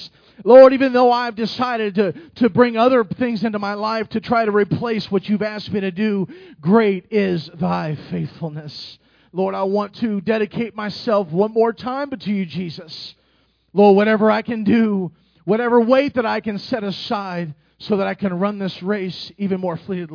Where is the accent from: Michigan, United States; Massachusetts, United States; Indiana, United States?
Indiana, United States; Indianapolis; I'm from Indianapolis